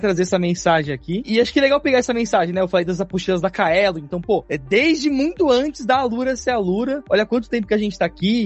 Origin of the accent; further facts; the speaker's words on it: São Paulo, Brazil; até a Zona Leste de São Paulo, que é de onde eu vim.